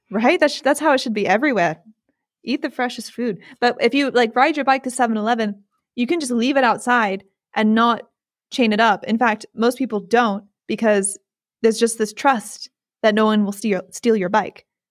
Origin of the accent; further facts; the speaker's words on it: United States; also born or lived in England; I grew up in the United States